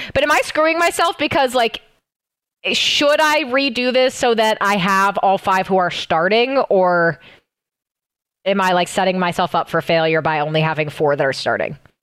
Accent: Seattle, Washington, United States; Seattle Surge, my hometown team

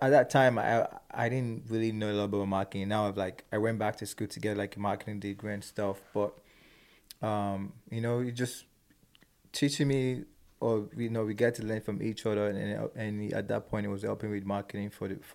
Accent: Nigeria; moved away; So like being an Nigerian and growing up in that part of the world and knowing how to speak my mom's dialect as well. And also growing up here.

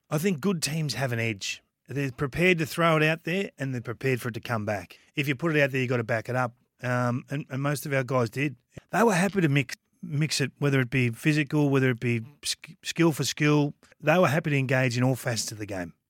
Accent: Kilmore, Victoria, Australia; I'm from Kilmore

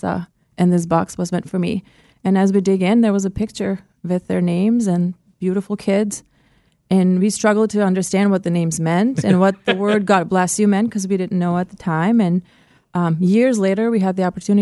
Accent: Kosovo; also born or lived in Albania; now in Orlando, United States; I grew up in Kosovo, and during the war, we were refugees in Albania

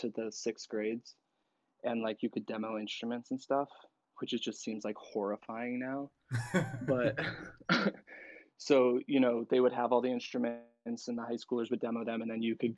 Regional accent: Roseburg, Oregon, United States; moved away as an adult; now in Portland, United States; I am from Roseburg, Oregon, but like outside. So the forest in the boonies in southern Oregon

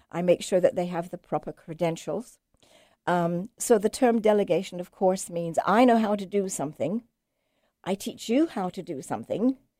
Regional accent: England, United Kingdom; moved away; I'm English

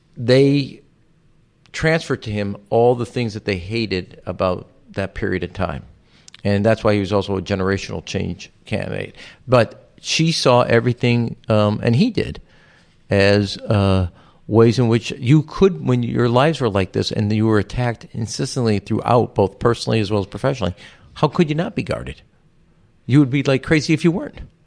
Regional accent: Chicago, Illinois, United States; my birth certificate to prove I was from Chicago, not Israel

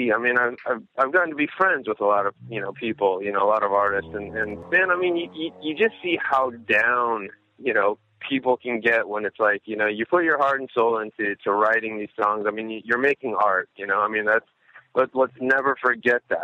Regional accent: Davenport, Iowa, United States; I grew up right here. I grew up in Davenport. That's where I still live

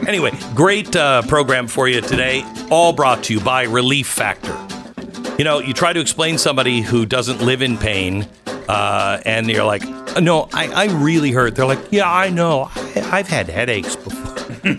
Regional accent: Seattle, Washington, United States; now in Texas, United States; growing up in Seattle.

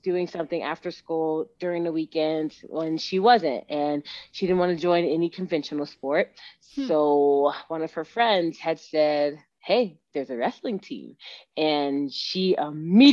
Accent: Katy, Texas, United States; moved away as an adult; now in Colorado Springs, United States; from Katy, Texas, my hometown, went to school at Morton Ranch.

